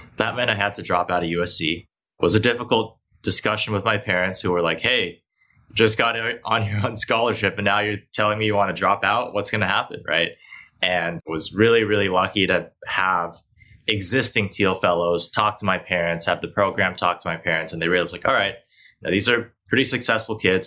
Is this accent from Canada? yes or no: no; Hong Kong; also born or lived in Beijing, China; now in United States; I was born here in the states, but I actually grew up primarily in Asia. So I grew up in Hong Kong in Beijing